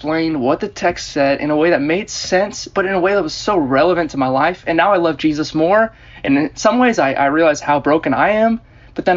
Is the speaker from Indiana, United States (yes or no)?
no; Germantown, Maryland, United States; also born or lived in Baltimore, Maryland; I grew up in Germantown, Maryland, in Montgomery County, outside D.C.